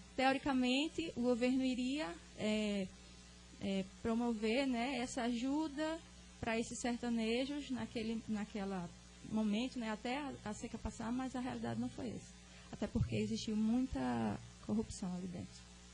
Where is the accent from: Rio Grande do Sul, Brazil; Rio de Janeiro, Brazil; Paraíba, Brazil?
Paraíba, Brazil; Cachoeira dos Índios; Eu sou nordestina, sou sertaneja, sou da cidade de Cachoeira dos Índios, na Paraíba.